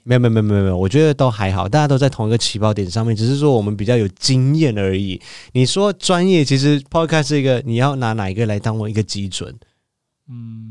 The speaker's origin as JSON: {"language": "Chinese", "country": "Malaysia", "moved": "as an adult", "lives_now": "Taiwan", "said": "我是一个马来西亚人"}